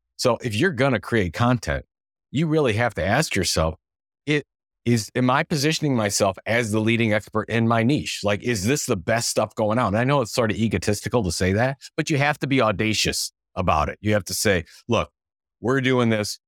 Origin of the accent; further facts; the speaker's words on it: Cleveland, Ohio, United States; I'm from Cleveland, Cleveland, Ohio